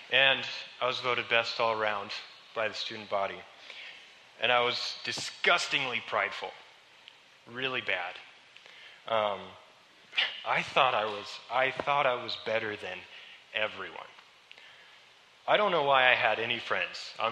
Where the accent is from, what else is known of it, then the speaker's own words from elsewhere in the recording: Webb City, Missouri, United States; I grew up here in Webb City.